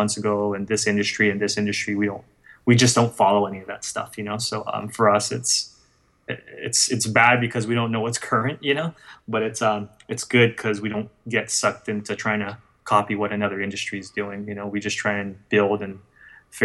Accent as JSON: {"language": "English", "country": "Guam", "said": "I come from Guam"}